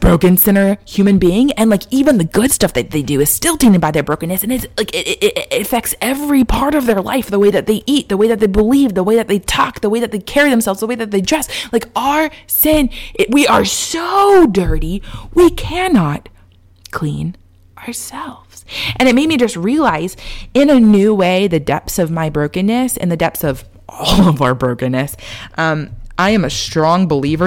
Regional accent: Texas, United States; moved away; Growing up in Texas

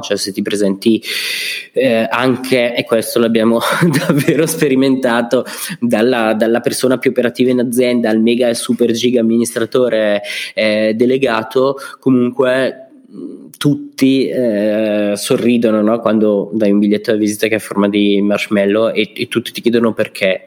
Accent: Brescia, Lombardy, Italy; sono bresciano

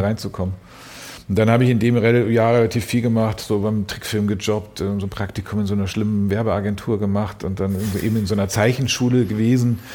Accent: Munich, Bavaria, Germany; der Teil, wo ich aufgewachsen bin

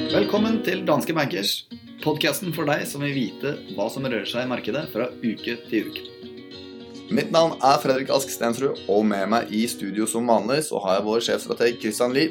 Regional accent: Norway; som min fornuftige nordmann som er

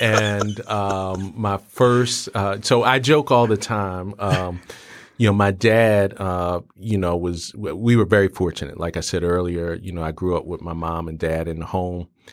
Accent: Philadelphia, Pennsylvania, United States; growing up in Philly, uh, you know, in the seventies

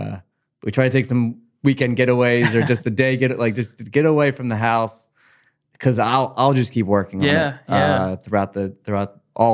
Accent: Collingswood, New Jersey, United States; I grew up in Collingswood. Yeah. I did leave for like 7 months, moved to Cherry Hill. We'll never do it again. But I'm back home, and it's my heart has always been here, and it's hard to leave.

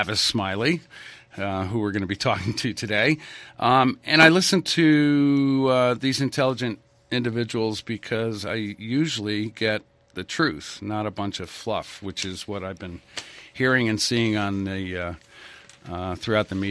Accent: New England, United States; I was raised in New England

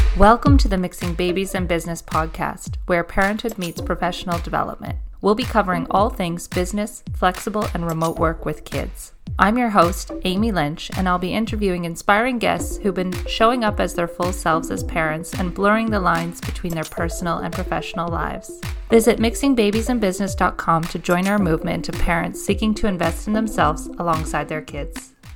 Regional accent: Canada; also born or lived in Australia; as a Canadian

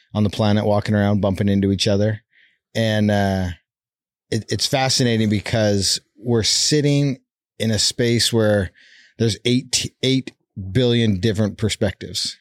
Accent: Calgary, Alberta, Canada; born or raised there; moved away as an adult; now in Utah, United States

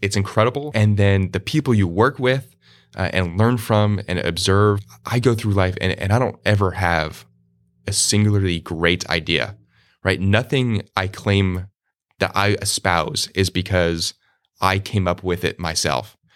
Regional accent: Randolph, New Jersey, United States; moved away as an adult; also born or lived in Arizona; grew up in a small in in New Jersey, a town called Randolph, New Jersey, dead center of North New Jersey.

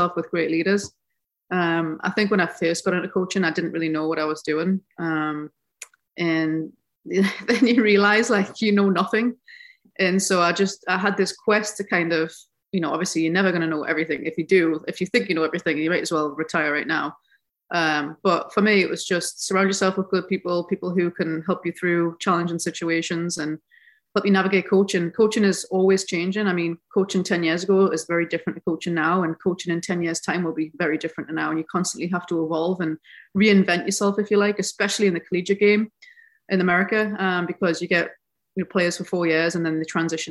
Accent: Newcastle upon Tyne, North East England, United Kingdom; moved away as an adult; also born or lived in United States; being from Newcastle

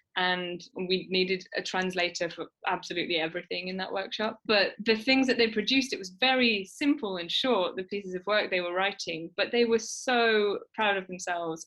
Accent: United Kingdom

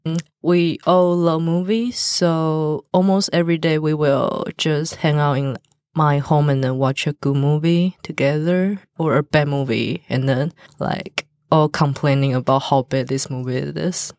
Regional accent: Taiwan; English is a second language; I follow my parents as Taiwan traditional religion

